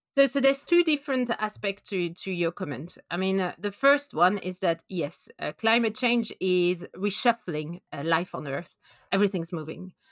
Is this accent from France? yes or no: yes; France; English is a second language; moved away as an adult; also born or lived in Norway / Canada; now in London, United Kingdom; as you can hear from my accent, I'm, I'm from France. I did my P H D over there